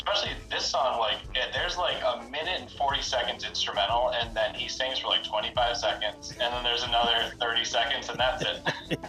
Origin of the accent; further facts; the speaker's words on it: Cleveland, Ohio, United States; how is this person from Cleveland making this music?